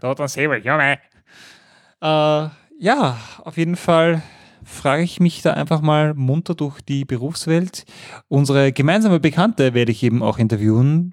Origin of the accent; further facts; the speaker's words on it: Mödling, Lower Austria, Austria; Ich bin ja wirklich äh, Mödlinger, das heißt südlich von Wien, born and raised